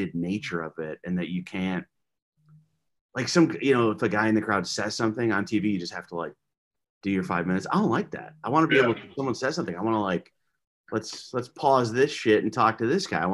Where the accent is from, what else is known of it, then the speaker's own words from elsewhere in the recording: Alaska, United States; I'm from Alaska.